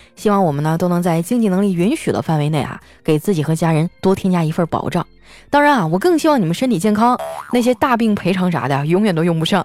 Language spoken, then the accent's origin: Chinese; Harbin, Heilongjiang, China; now in Shanghai, China; 我就特别想念我的家乡。不瞒你们说呀，哈尔滨呢，在十月中下旬啊，就已经开始供暖了